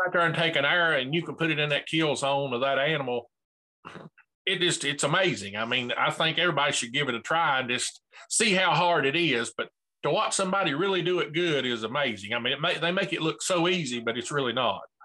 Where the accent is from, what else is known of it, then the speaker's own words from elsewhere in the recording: Bristol, Tennessee, United States; I'm from Bristol, Tennessee